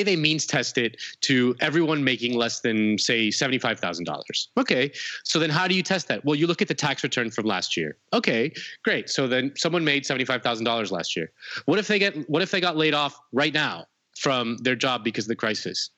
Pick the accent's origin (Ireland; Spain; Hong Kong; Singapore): Spain; now in United States; I'm from Spain